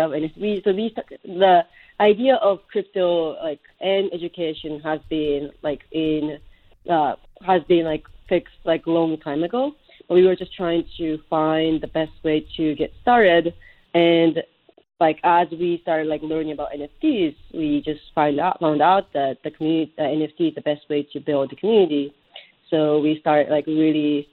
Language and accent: English; Japan; now in United States; I grew up in Japan